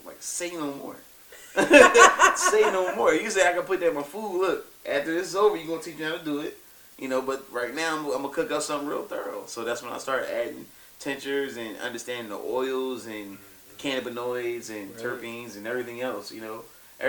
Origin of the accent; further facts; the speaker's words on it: Philadelphia, Pennsylvania, United States; I'm from Philadelphia.